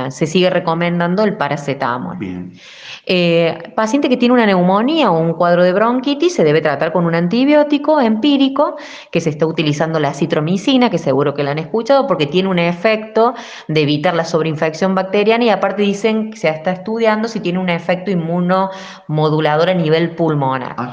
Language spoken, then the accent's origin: Spanish; Argentina; Sé que somos muy argentinos, sé que necesitamos el abrazo, sé que somos familiares